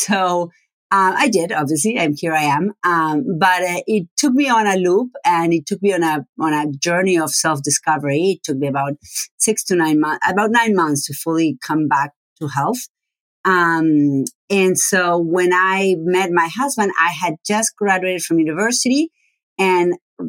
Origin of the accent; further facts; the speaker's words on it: Argentina; first language Spanish; English is a second language; moved away as an adult; also born or lived in Buenos Aires; now in United States; I am from Argentina, and my first language is Spanish. I grew up, was born and raised until 25 years old